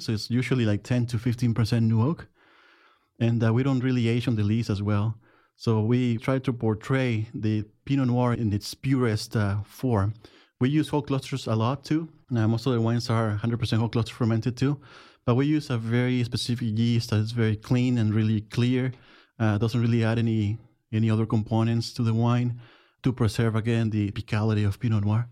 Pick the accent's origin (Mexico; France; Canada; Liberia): Mexico; Jiménez, Chihuahua; English is a second language; moved away as an adult; now in Oregon, United States; I'm from Jimenez, Chihuahua, Mexico.